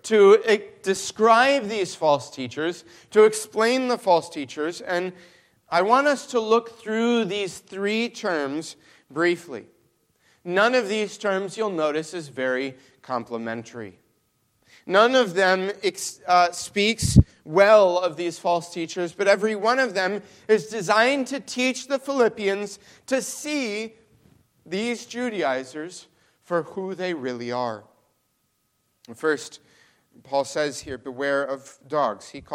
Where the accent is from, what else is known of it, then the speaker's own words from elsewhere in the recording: Mexico; now in Michigan, United States; I grew up in Mexico